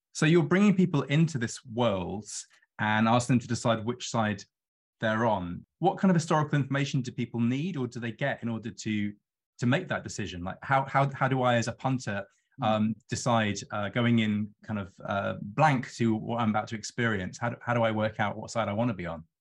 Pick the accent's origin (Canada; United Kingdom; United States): United Kingdom; London; a Londoner who lives on the river